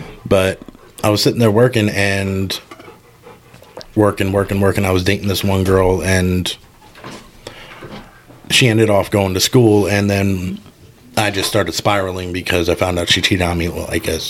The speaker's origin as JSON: {"language": "English", "town": "Scranton", "region": "Pennsylvania", "country": "United States", "tie": "born or raised there", "said": "So, born and raised in Scranton."}